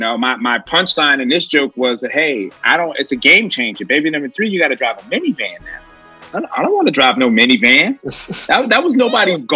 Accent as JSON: {"language": "English", "town": "Philadelphia", "region": "Pennsylvania", "country": "United States", "moved": "as an adult", "lives_now": "Brooklyn, United States", "said": "Originally, I'm from Philly"}